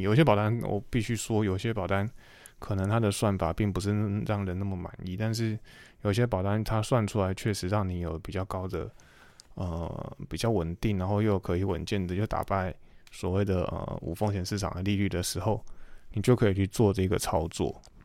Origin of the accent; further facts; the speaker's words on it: Taiwan; moved away; 英文是最大，最重要的，呃，对于我们台，台湾人是第二语言